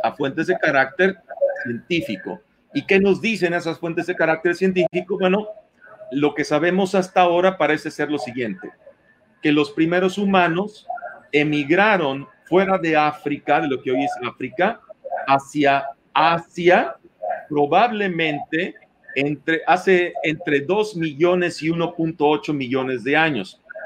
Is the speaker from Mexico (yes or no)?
yes; Mexico; Nosotros como mexicanos tenemos formas de hablar